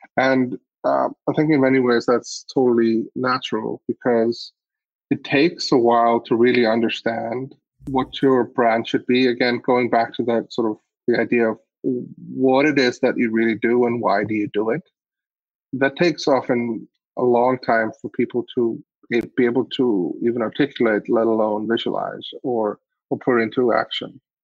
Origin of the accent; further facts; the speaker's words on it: Iceland; I grew up in Iceland